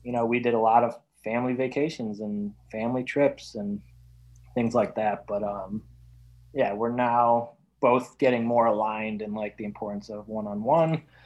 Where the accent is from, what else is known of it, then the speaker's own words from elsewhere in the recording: Wisconsin, United States; now in Illinois, United States; I grew up in Wisconsin